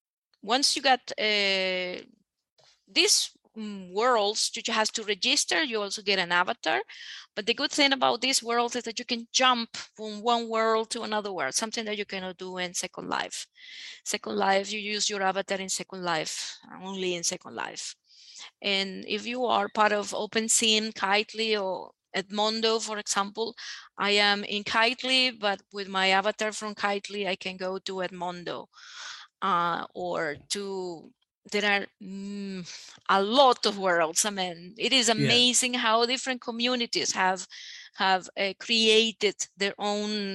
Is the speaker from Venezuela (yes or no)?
yes; Venezuela; I'm from Venezuela